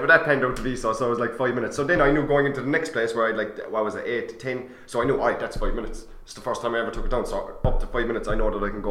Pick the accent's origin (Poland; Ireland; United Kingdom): Ireland; Mallow, Munster; I'm from Mallow